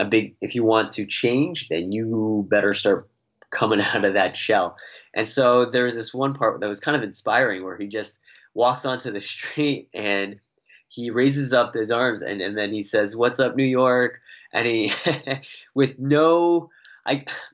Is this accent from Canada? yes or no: yes; Toronto, Ontario, Canada; moved away as an adult; I was born and raised in Toronto